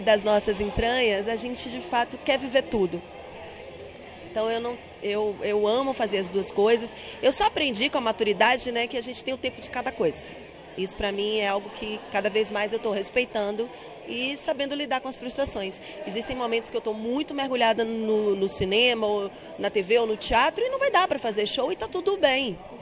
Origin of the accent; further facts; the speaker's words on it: Bahia, Brazil; accent: nordestino; Eu sou nordestina, tenho um sotaque forte, tenho esse negócio que tem que neutralizar o sotaque, que o Sudeste pede pra gente mas eu sou bastante baiana